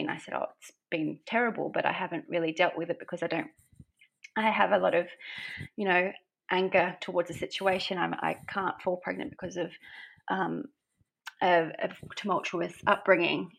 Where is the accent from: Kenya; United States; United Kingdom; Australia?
Australia; Brisbane, Queensland; moved away as an adult; now in Gold Coast, Australia; I live on the Gold Coast in beautiful Oz. Um, I'm originally from Brisbane